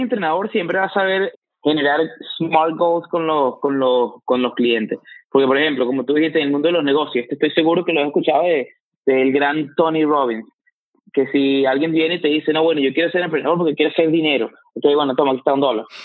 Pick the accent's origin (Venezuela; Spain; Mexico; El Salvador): Venezuela; moved away as an adult; now in United States; tú y yo venimos de Venezuela y los dos estamos aquí en Estados Unidos